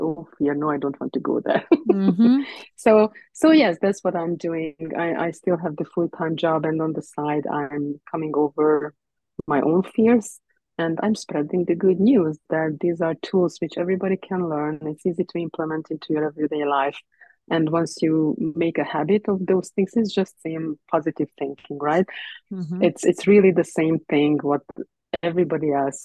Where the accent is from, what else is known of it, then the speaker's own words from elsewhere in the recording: Hungary; also born or lived in Ireland; now in Canada; we moved to Canada from Ireland, and I was born actually originally in Hungary